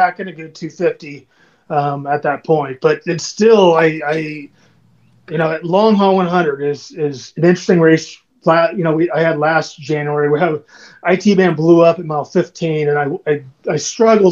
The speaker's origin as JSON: {"language": "English", "region": "Southern California", "country": "United States", "said": "I'm from Southern California"}